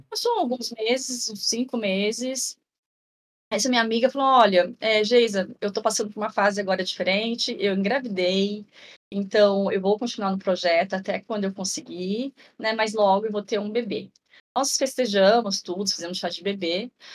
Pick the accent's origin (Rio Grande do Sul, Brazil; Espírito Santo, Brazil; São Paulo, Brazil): São Paulo, Brazil; Ourinhos; now in Marília, Brazil; eu nasci em Ourinhos, eu moro em Marília, interior de São Paulo hoje